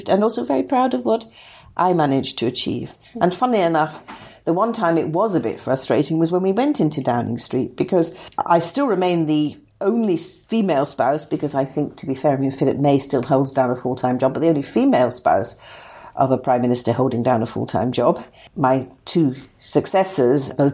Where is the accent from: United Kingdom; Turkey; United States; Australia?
United Kingdom; Liverpool, North West England; I was brought up in Liverpool, in an ordinary working class family there.